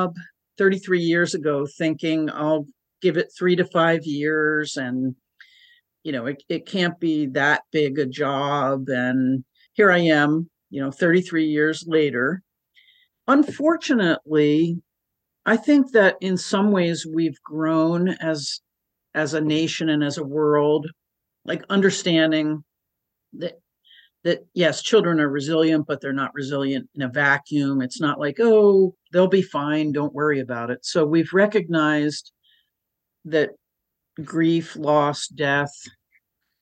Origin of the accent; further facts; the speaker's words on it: Philadelphia, Pennsylvania, United States; moved away as an adult; also born or lived in Chicago, United States; now in Portland, United States; I actually grew up outside of Northeast Philadelphia